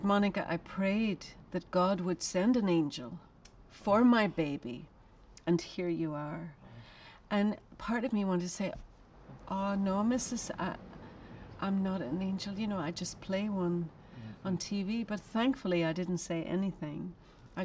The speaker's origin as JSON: {"language": "English", "country": "Ireland", "moved": "yes", "lives_now": "United States", "said": "I'm an Irish woman. I've lived in America for a long time."}